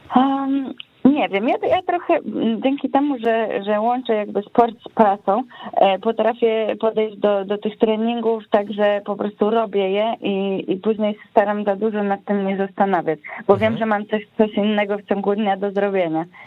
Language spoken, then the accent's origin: Polish; Wrocław, Lower Silesian Voivodeship, Poland; wróciłam do Wrocławia